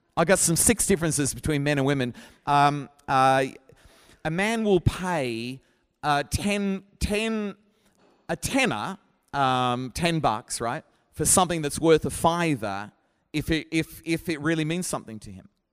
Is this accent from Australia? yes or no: yes; Brisbane, Queensland, Australia; moved away as an adult; now in Sheffield, United Kingdom; my hometown is Brisbane